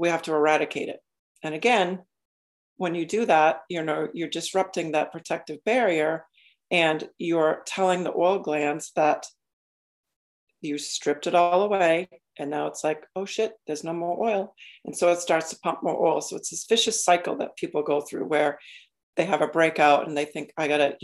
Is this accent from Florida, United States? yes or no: no; Maine, United States; I grew up in Maine.